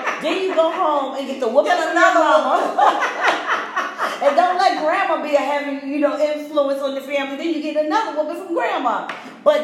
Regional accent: New York City, New York, United States; I grew up in New York City in the project

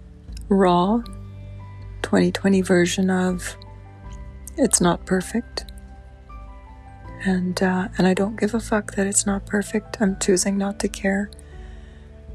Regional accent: Guyana; Guyana in South America, which is where I'm from. I'm from Guyana.

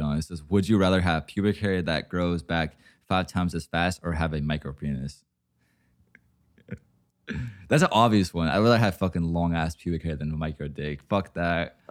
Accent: Oregon, United States; I'm from Oregon.

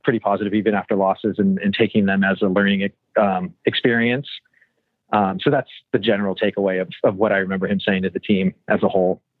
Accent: Southern California, United States; a kid growing up in Southern California

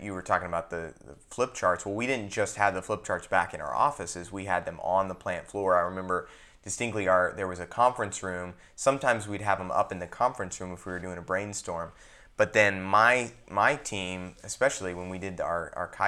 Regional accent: United States; I'm American

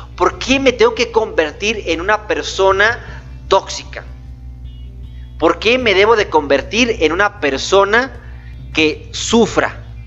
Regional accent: Gómez Palacio, Durango, Mexico; also born or lived in Torreón, Coahuila / Lerdo, Durango; yo soy lagunero, soy de Torreón, Coahuila, nací en Torreón, me registraron en Lerdo, Durango y viví casi la mayor parte de mi vida en Gómez Palacio, Durango

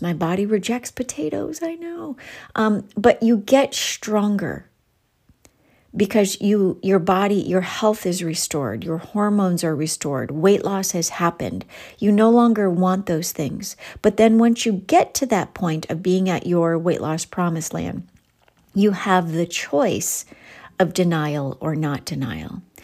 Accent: Ohio, United States; accent: Ohio; my Ohio accent's coming out

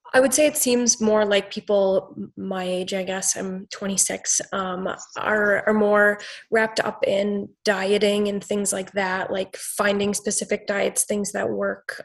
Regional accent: Wisconsin, United States; I'm from Wisconsin.

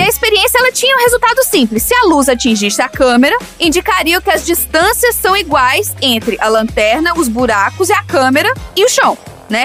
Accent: Minas Gerais, Brazil; eu sou de Minas, né? Minas a gente ah, conta causos.

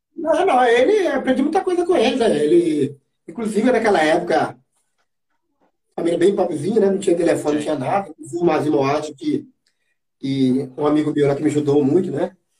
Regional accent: Descoberto, Minas Gerais, Brazil; eu sou mineiro, da cidade descoberta, né? Uma cidade pequenininha, lá no interior de, lá no interior de Minas

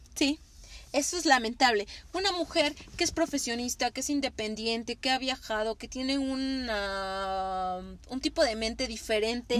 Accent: Mexico; como mexicanas

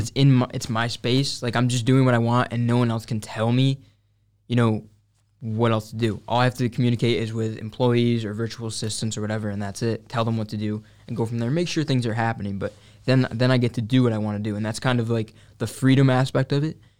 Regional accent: Syracuse, New York, United States; I grew up right here in, uh, Syracuse.

